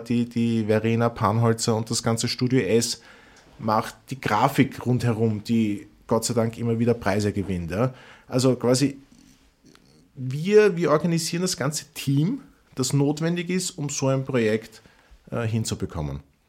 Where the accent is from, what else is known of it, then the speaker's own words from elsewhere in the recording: Vienna, Austria; als Wiener